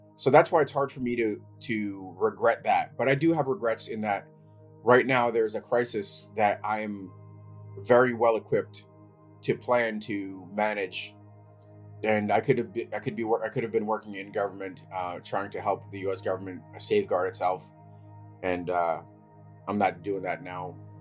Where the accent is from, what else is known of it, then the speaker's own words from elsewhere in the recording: United States; also born or lived in Ukraine / New York; I left as a toddler and I grew up in the United States